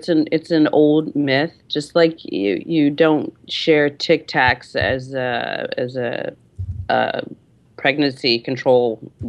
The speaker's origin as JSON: {"language": "English", "town": "Detroit", "region": "Michigan", "country": "United States", "said": "I'm from Detroit."}